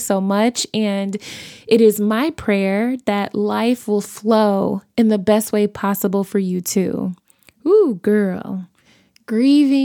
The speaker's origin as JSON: {"language": "English", "town": "Chicago", "region": "Illinois", "country": "United States", "tie": "born or raised there", "also_born_or_lived": "Los Angeles", "said": "I was born and bred in Chicago, and all of my family is from Chicago"}